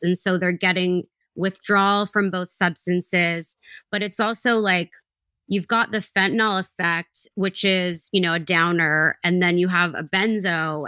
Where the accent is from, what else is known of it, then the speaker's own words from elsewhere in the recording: British Columbia, Canada; I grew up in British Columbia